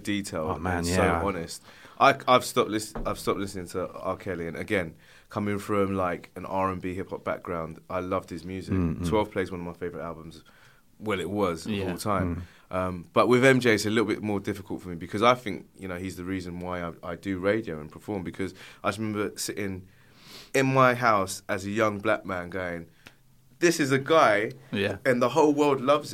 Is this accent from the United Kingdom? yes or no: yes; London, United Kingdom; I was raised in North London